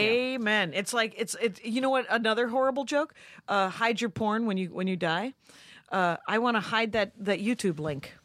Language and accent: English; United States; I'm an American